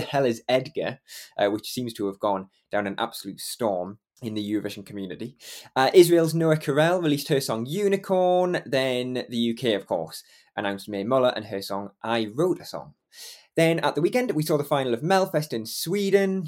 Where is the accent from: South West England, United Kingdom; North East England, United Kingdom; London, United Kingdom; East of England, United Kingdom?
North East England, United Kingdom; Geordie; accent: Geordie; I'm on it every week, a Geordie, and I never get to sort of express that Geordie accent properly